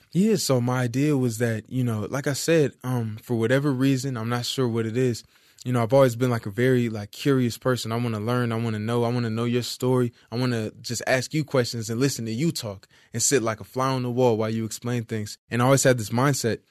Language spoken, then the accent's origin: English; Compton, California, United States; also born or lived in Hollywood, California / Fontana, California / Moreno Valley, California / Carson, California; I'm from Compton, California. Uh, I grew up around the borderline of Compton and Carson down the street